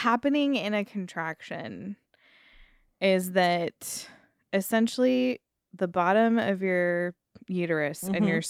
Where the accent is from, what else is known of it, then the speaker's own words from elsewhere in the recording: Arizona, United States; Because I grew up in Arizona in the 90s anyway.